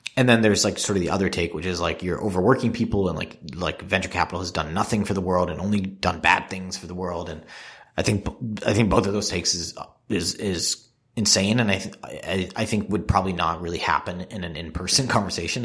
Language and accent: English; Singapore; moved away; I grew up in Singapore where people don't smoke